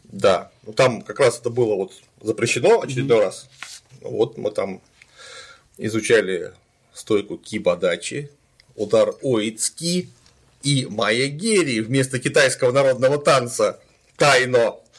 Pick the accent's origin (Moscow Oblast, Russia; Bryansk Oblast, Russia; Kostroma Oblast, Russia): Bryansk Oblast, Russia; Klintsy; now in Saint Petersburg, Russia; я вот тоже родился не в Питере, mm-hmm. родился я в городе Клинцы Брянской области